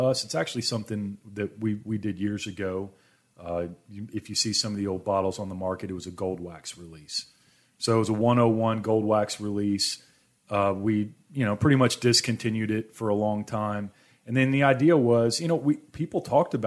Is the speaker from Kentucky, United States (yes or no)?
yes; Louisville, Kentucky, United States; I was born in Louisville, Kentucky.